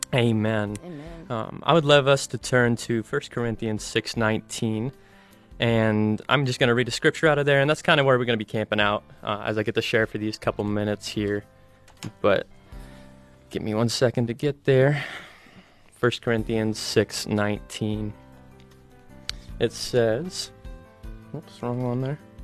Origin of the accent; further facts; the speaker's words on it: Ohio, United States; moved away as an adult; now in Colorado, United States; I'm originally from Ohio, moved out to Colorado to attend Bible college